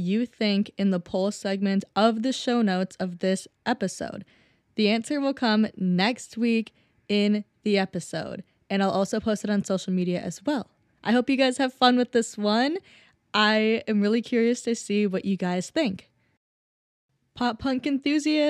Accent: Minnesota, United States; I'm from Minnesota

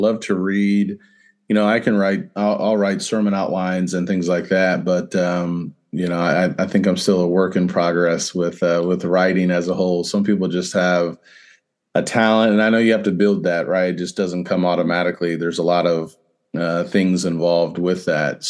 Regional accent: Central Illinois, United States; now in Louisville, United States; I grew up in Central Illinois

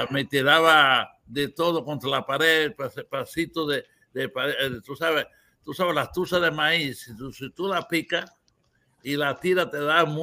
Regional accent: Cuba; now in United States; Pero yo nunca vine de Cuba tú sabes, con un nombre equivocado.

